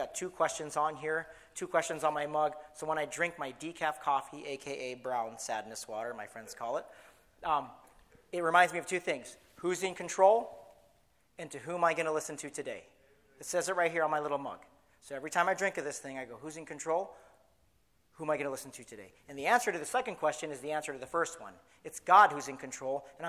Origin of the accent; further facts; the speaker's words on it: San Clemente, California, United States; moved away as an adult; Actually, I left San Clemente in 1998 to go to college